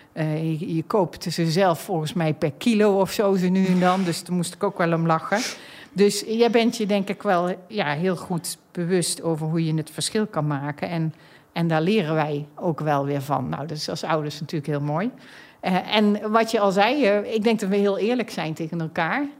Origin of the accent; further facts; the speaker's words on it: North Brabant, Netherlands; now in The Hague, Netherlands; Ik ben een echte Brabantse. Ik heb over de hele wereld gewoond en gewerkt, maar ben nu neergestreken in Den Haag.